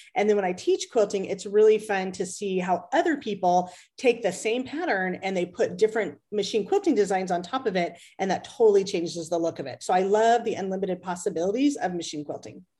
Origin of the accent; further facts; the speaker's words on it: Las Vegas, Nevada, United States; I'm from Las Vegas